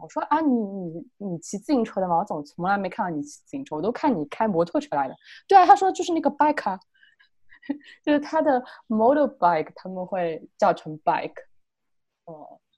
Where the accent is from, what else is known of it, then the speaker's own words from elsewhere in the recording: China; moved away as an adult; now in Australia; 我们中国人